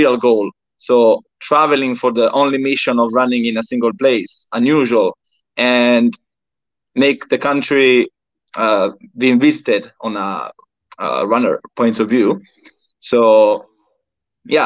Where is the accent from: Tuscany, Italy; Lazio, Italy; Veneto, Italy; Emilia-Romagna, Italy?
Tuscany, Italy; Florence; moved away as an adult; also born or lived in United Kingdom; I'm from Italy. I'm precisely from Florence, Tuscany